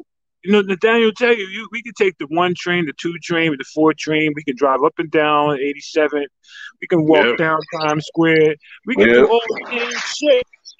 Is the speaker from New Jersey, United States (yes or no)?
no; Yonkers, New York, United States; yo, that's my home. Yeah, literally, yeah. And I'm like, yo, I was born and raised on Riverdale Avenue.